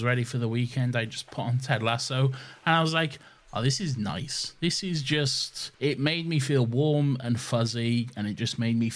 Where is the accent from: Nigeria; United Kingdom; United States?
United Kingdom; we're British